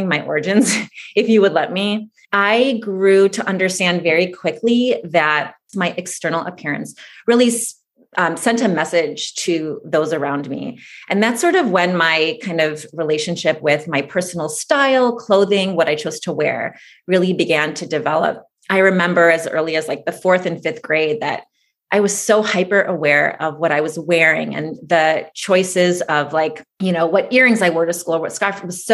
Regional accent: suburbs outside of Detroit, Michigan, United States; also born or lived in Moscow, Russia; I was born in Moscow, Russia. My family immigrated here when I was about 3 years old to suburbs outside of Detroit, Michigan

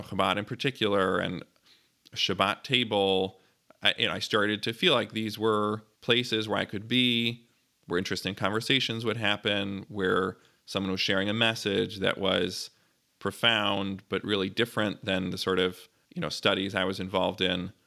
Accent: Glencoe, Illinois, United States; also born or lived in Highland Park, Illinois; now in New Haven, United States; I was born in Highland Park, Illinois, and I grew up nearby in Glencoe

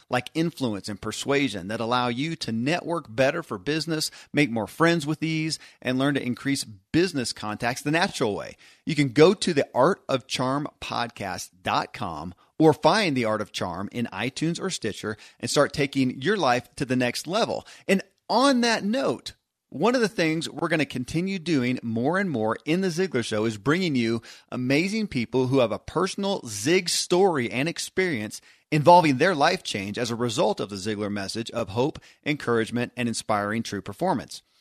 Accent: Kentucky, United States; born or raised there

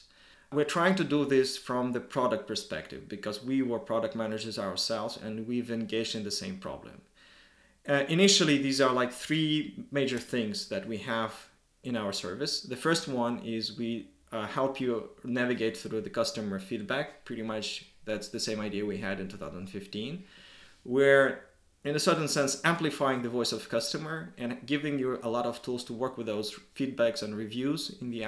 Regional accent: Moscow, Russia; moved away as an adult; now in Helsinki, Finland; Originally, I'm from Moscow, Russia.

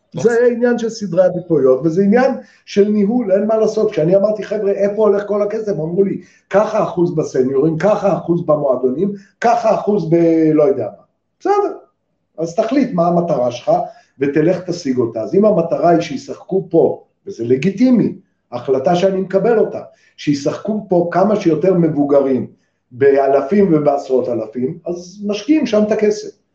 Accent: Israel; אני ישראלי

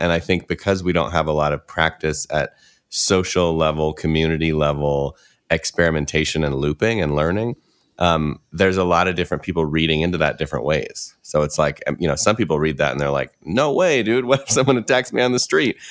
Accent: Midwest, United States; I grew up in the Midwest

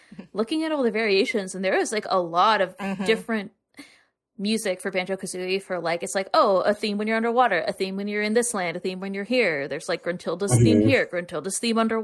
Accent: the South, United States; we grew up in the South

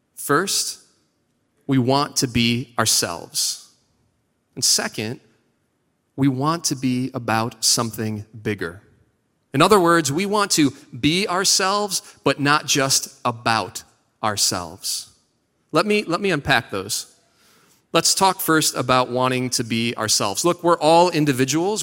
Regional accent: Seven Hills, Ohio, United States; moved away; also born or lived in Parma, Ohio; I am from Parma. Actually, I'm from Seven Hills, which is fancy Parma

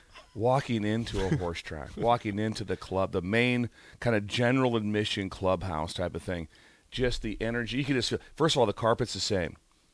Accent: Pender, Nebraska, United States; They don't know I'm from Pender.

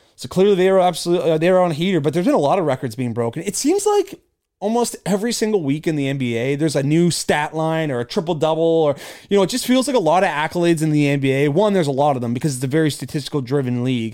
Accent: Canada; I'm Canadian

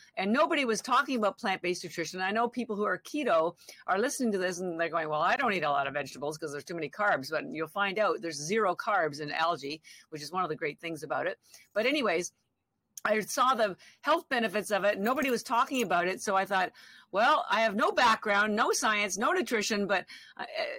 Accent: Canada; moved away as an adult; now in Boston, United States; I'm actually Canadian. I've lived in Boston. I live in Boston now. I've been here 33 years

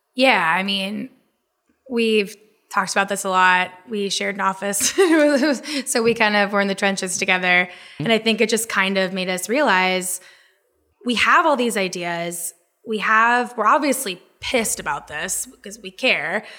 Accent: Jacksonville, Florida, United States; now in Brooklyn, United States; I was born and raised in Florida, uh, grew up primarily in Jacksonville

